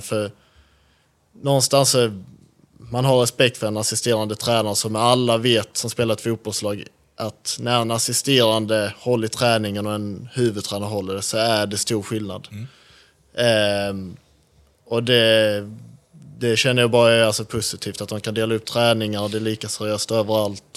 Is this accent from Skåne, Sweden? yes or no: yes; Skåne, Sweden; moved away; jag är från Skåne